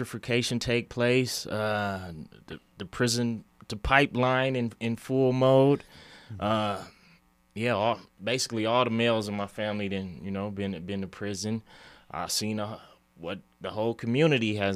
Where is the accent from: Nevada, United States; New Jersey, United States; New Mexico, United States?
Nevada, United States; Reno; Born and raised in Reno